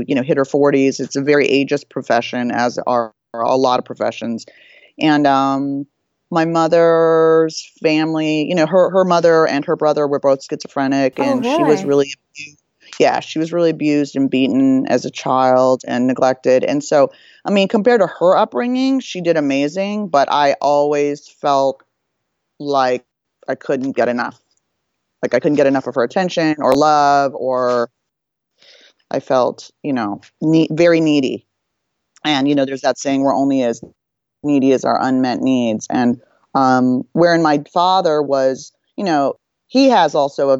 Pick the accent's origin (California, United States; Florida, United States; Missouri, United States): California, United States; Los Angeles; I was born and raised in Hollywood, Beverly Hills, Laurel Canyon area